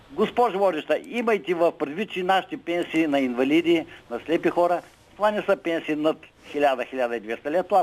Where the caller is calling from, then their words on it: Gorna Oryahovitsa, Veliko Tarnovo Province, Bulgaria; Защо да не се обадя и аз от Горна Оряховица